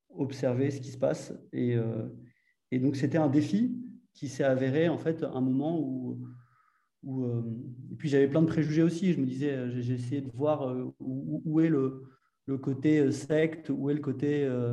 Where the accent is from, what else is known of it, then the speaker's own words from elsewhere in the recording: Paris, Île-de-France, France; also born or lived in Argentina; je suis parisien au départ